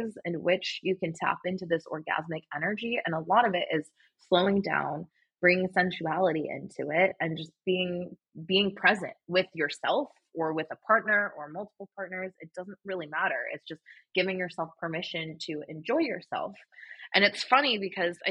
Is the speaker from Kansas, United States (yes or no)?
no; California, United States; moved away as an adult; now in Austin, United States; I grew up in California